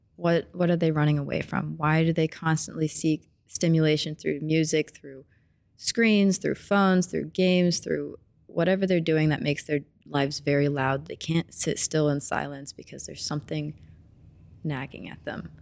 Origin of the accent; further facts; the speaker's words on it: Springfield, Missouri, United States; moved away as an adult; now in Kansas City, United States; I'm from Springfield, Missouri, of course, because my mom's from here